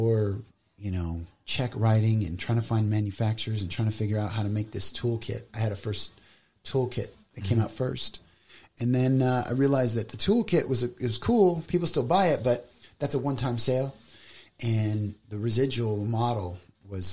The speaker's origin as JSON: {"language": "English", "town": "Las Vegas", "region": "Nevada", "country": "United States", "tie": "born or raised there", "said": "I grew up in Vegas. So, my whole family moved to Vegas when I was about 10"}